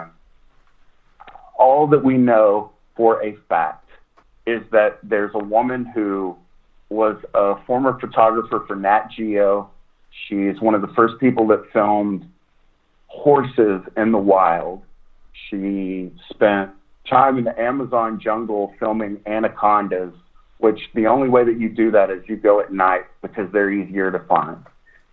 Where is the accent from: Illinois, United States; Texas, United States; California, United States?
Texas, United States; East; I'm from East Texas. I'm from the Piney Woods and oak trees